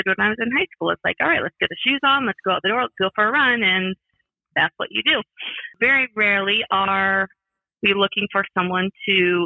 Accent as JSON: {"language": "English", "region": "Midwest", "country": "United States", "tie": "born or raised there", "moved": "as an adult", "lives_now": "Phoenix, United States", "said": "I grew up in the Midwest"}